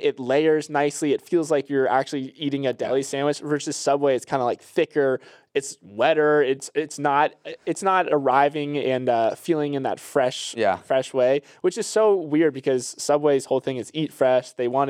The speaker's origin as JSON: {"language": "English", "region": "Florida", "country": "United States", "said": "And I'm a summer guy. I'm from Florida, but even this it's a little too hot for me."}